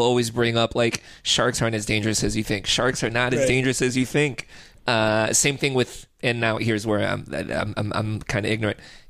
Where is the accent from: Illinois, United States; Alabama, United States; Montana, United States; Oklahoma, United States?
Illinois, United States; Chicago; moved away as an adult; now in California, United States; I'm from Chicago